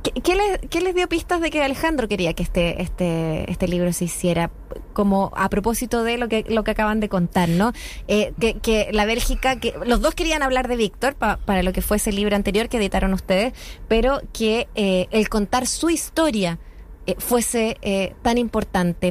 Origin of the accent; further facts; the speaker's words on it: Chile; somos chilenos o chilenas, nuestras identidades